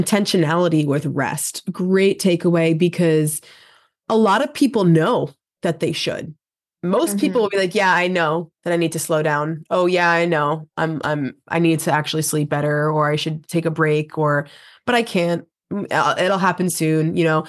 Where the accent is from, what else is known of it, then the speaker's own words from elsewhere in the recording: New York, United States; I am being from New York, very fast person